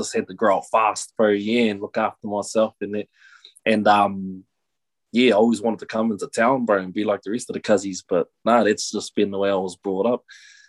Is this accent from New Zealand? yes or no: yes; Kawhia, Waikato, New Zealand; also born or lived in Te Awamutu; I was born in a small town, Te Awamutu, south of Hamilton, and I was raised out in Kawhia by my grandparents.